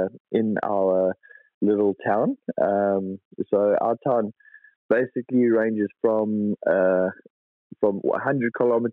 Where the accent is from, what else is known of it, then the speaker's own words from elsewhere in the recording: Queensland, Australia; In my hometown, on the Sunshine Coast in Queensland.